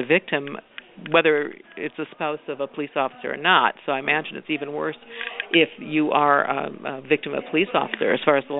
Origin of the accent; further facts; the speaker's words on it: Washington, United States; I'm from Washington State